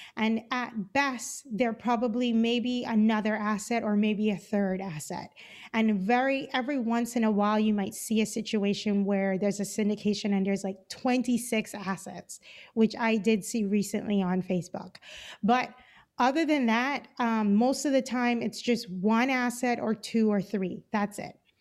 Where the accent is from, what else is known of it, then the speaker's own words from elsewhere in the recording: Cayman Islands; moved away as an adult; now in Los Angeles, United States; I'm originally from the Cayman Islands